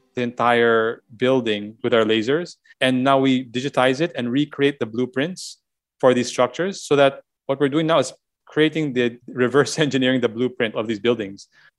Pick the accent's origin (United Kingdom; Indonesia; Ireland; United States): Indonesia; now in Philippines; I didn't grow up here in the Philippines. I grew up in Indonesia, but it was seeing that house and preserve the way it was helped me also reconnect with my history a bit, even if we didn't grow up here.